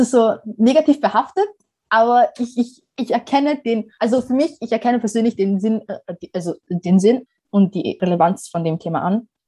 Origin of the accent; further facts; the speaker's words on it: Somalia; ich komme aus Somalien und da dementsprechend habe ich schon einen ganz anderen Zugang zu Klima per se.